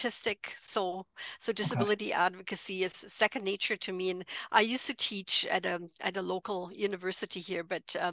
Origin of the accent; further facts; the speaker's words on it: near Frankfurt, Hesse, Germany; English is a second language; moved away as an adult; also born or lived in London, United Kingdom; now in Edmonton, Canada; I'm originally from Germany, as you might be able to tell by the accent. I grew up near Frankfurt, and I moved to Edmonton, Alberta